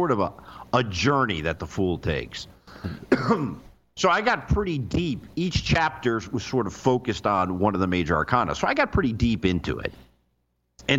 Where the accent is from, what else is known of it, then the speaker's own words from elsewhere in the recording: Florida, United States; moved away; also born or lived in New York; I was born in New York, but I was raised in Florida